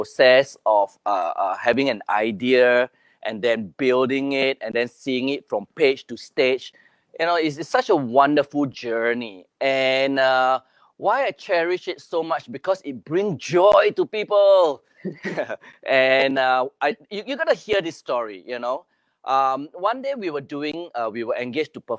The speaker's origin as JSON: {"language": "English", "country": "Singapore", "said": "I'm from Singapore"}